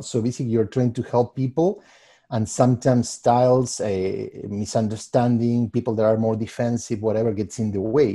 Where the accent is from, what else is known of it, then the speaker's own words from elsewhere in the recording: Argentina; moved away as an adult; also born or lived in Puerto Rico / New York / Los Angeles; now in Chicago, United States; I'm originally from Argentina, uh, and I I mean, I developed most of my career there, and then I moved to, uh, the States.